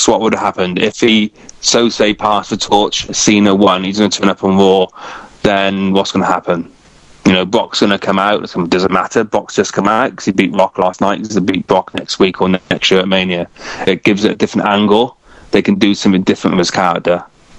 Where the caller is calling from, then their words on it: Cardiff, Wales, United Kingdom; I'm from Cardiff.